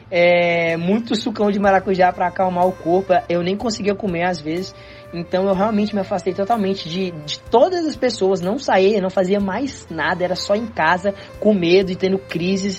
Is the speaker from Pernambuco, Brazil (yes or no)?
no; Goiânia, Goiás, Brazil; also born or lived in Tocantins; eu nasci em Goiânia